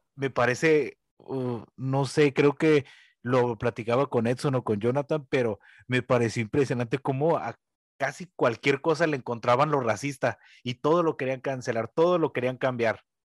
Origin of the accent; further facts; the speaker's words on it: Mexico; los que somos nosotros los mexicanos